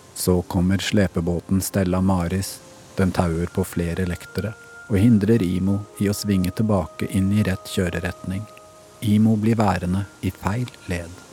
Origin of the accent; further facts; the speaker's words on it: Sandefjord, Vestfold, Norway; min hjemby